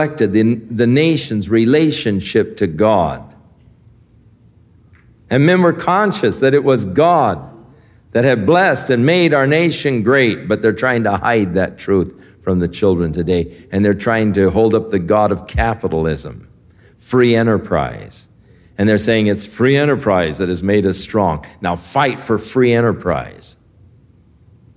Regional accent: United States; I'm from the U.S.

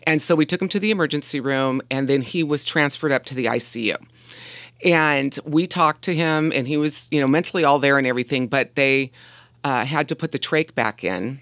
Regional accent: Huntington Beach, California, United States; also born or lived in Covina, California; I was born in Covina, California, and we moved to Huntington Beach when I was five years old

